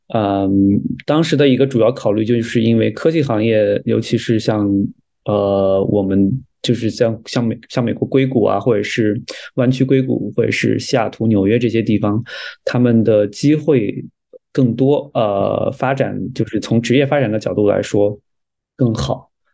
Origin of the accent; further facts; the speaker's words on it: China; moved away as an adult; also born or lived in Alberta, Canada; now in Toronto, Canada; 我们中国人受到的教育